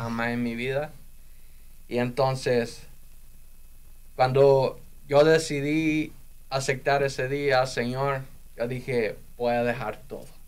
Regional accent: El Salvador; moved away as an adult; now in United States; yo me quedé en El Salvador

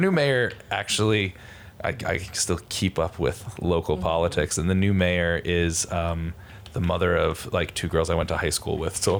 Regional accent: Bridgeport, Connecticut, United States; I was born in Bridgeport at Park City Hospital, which doesn't exist anymore.

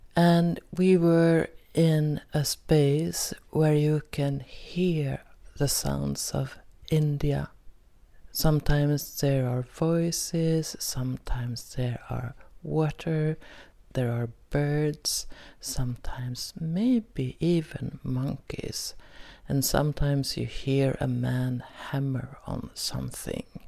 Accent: Sweden; Most episodes are in Swedish since I am from Sweden.

